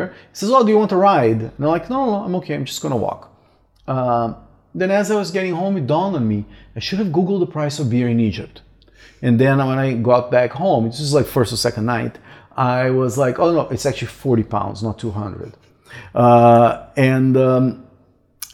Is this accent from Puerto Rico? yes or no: no; Brazil; moved away; I'm probably the only Brazilian